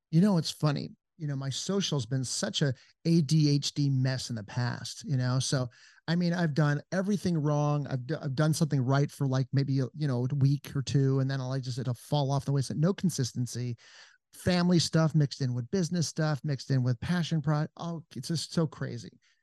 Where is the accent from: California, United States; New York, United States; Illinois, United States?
California, United States; Encino; moved away as an adult; also born or lived in Los Angeles; now in Georgetown, Texas, United States; I'm from Encino, California